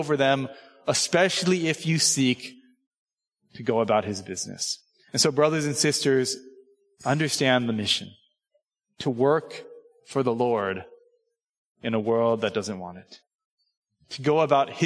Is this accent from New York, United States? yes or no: no; Southern California, United States; moved away as an adult; I grew up in Southern California, right? Suburban Asian American kid in Southern California